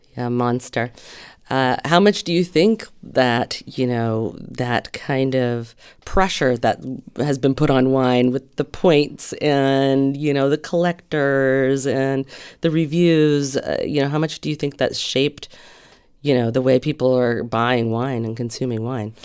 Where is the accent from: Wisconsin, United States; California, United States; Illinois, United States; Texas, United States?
California, United States; Santa Barbara; I grew up in Santa Barbara